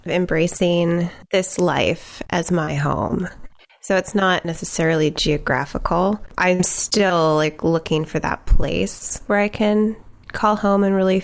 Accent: Tucson, Arizona, United States; moved away as an adult; also born or lived in Scottsdale, Arizona / Minneapolis, Minnesota / Durban, South Africa; now in Seattle, United States; the Southwest is still the longest place I've lived. I was born in Tucson and spent 14 years there and then 4 years in Scottsdale.

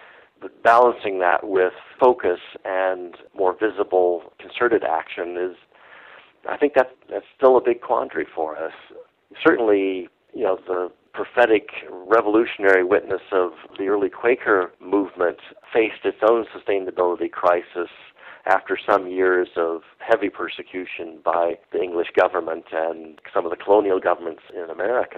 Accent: Indianapolis, Indiana, United States; I grew up in Indianapolis

